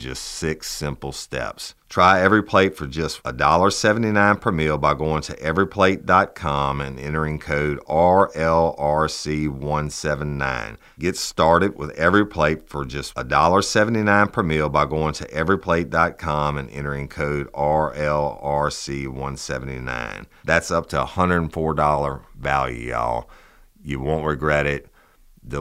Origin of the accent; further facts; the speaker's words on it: South Louisiana, United States; we're from South Louisiana